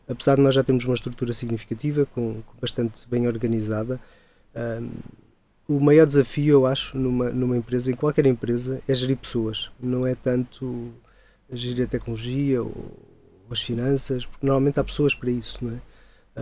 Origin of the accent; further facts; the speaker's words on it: Ponte da Barca, Norte, Portugal; moved away as an adult; also born or lived in Canada; now in Coimbra, Portugal; eu sou natural do Minho, de, de da Barca, lá no Alto Minho mas muito pequeno